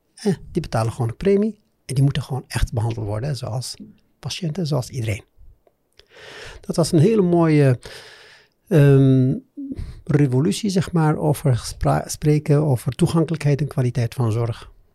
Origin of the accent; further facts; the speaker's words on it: Morocco; Dutch is a second language; moved away as an adult; also born or lived in Amsterdam, Netherlands / Meknes, Morocco; Ik eh, ben opgegroeid in Marokko eh, en ik heb ook mijn schoolcarrière in Marokko